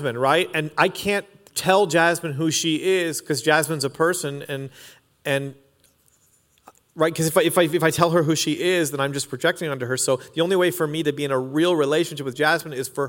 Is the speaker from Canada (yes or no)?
yes; Canada; I'm Canadian